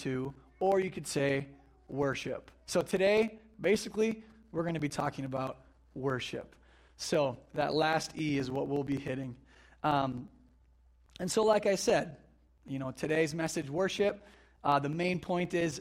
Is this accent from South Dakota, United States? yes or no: yes; Flandreau, South Dakota, United States; I'm from Flandreau originally here. So I grew up on a farm southeast of town